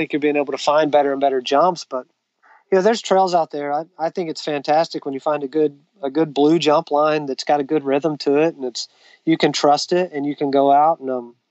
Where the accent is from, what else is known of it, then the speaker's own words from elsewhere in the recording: Sherman, Texas, United States; North Texas in my hometown, actually, Sherman, Texas